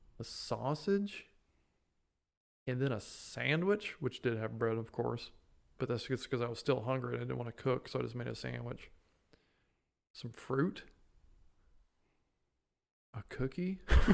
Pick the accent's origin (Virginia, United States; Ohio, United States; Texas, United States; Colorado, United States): Texas, United States; Ladonia; Ladonia. My hometown